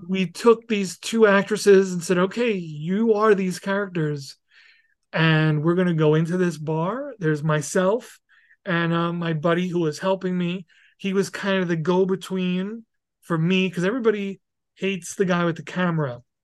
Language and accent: English; New York City, New York, United States; moved away; I'm very happy to be from there, and have yeah. grown up there